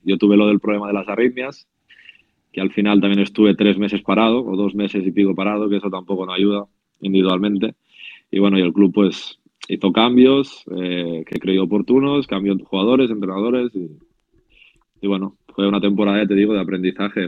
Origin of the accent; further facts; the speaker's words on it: Spain; como español